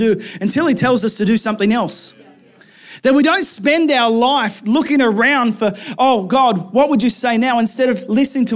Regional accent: Australia; moved away as an adult; my hometown. I did a flying trip, thankful for Optus, that took me over to the other side of Australia

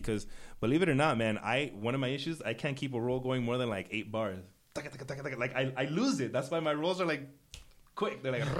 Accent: United States; I was born American, born and raised here. My family is Ecuadorian.

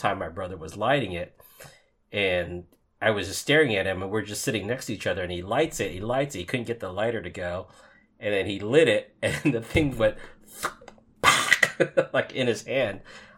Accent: Hawaii, United States; moved away; growing up in Hawaii

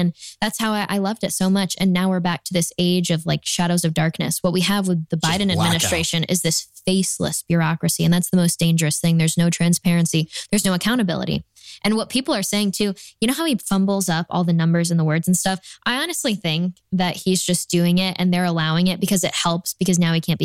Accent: New York, United States; now in Texas, United States; I'm from New York where we have 100 people show up to our county GOP events

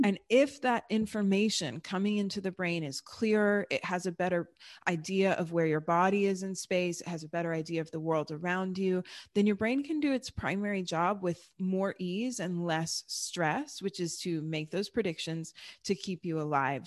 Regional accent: Texas, United States; born or raised there; also born or lived in Germany

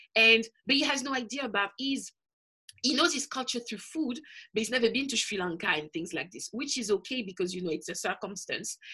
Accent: Paris, Île-de-France, France; moved away as an adult; now in London, United Kingdom; I was born in Paris, but my parents are from the Caribbean

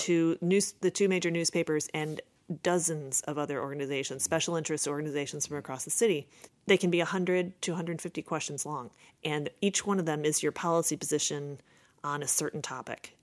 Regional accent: Chicago, Illinois, United States; I grew up in Rogers Park on the north side of the city

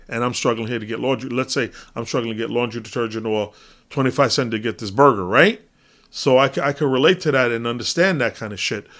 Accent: United States; as an American

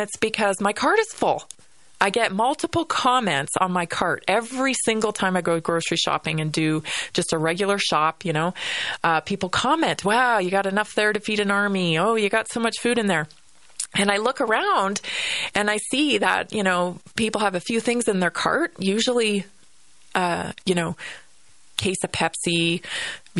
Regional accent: Vancouver Island, British Columbia, Canada; also born or lived in Northern Colorado, United States; now in Colorado, United States; growing up on Vancouver Island

